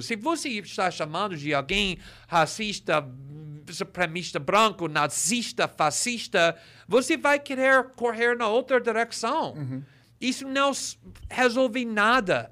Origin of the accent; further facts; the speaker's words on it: United States; Portuguese is a second language; moved away as an adult; now in Brazil; cresci nos Estados Unidos, na década de 80